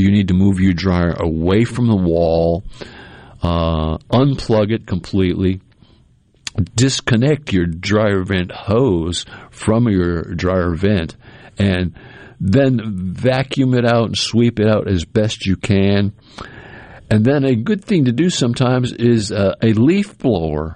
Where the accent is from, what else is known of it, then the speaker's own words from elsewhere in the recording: New England, United States; now in Mississippi, United States; I grew up in New England